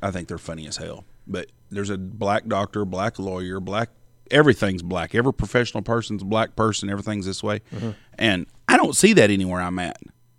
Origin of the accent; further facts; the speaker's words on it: Texas, United States; We're from West Texas.